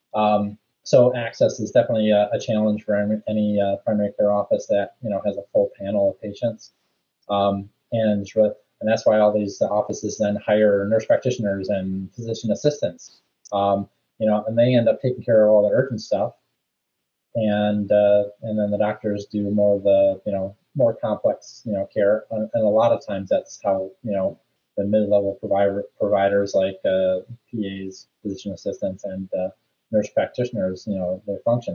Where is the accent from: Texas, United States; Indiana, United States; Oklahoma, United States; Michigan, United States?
Michigan, United States; Rochester; I grew up in Rochester, so went to the high school, Adams High School there.